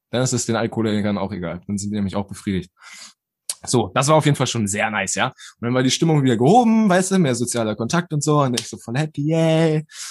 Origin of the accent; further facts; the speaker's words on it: Germany; also born or lived in Bersenbrück; wir waren so die ersten Deutschen